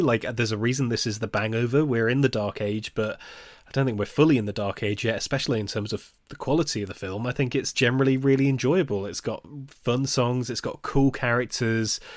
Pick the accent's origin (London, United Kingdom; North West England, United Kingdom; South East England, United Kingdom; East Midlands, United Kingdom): East Midlands, United Kingdom; Nottingham; my hometown, Nottingham